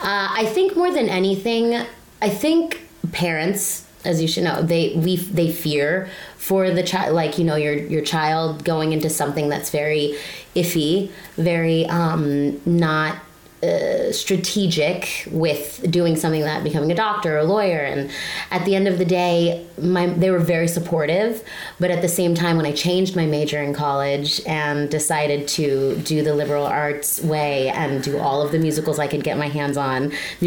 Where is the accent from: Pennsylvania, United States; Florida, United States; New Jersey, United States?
Florida, United States; Miami; Well, I am from a small place called Miami. I don't know if you've ever heard of it. some people haven't. No, the 305. Mm-hmm. And, you know, in our family and in our life, I'm Cuban, Puerto Rican, and Italian.